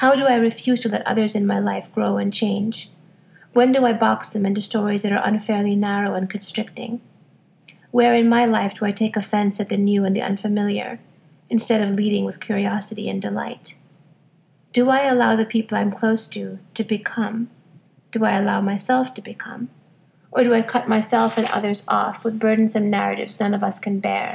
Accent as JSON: {"language": "English", "country": "United States", "tie": "born or raised there", "said": "I was growing up in America"}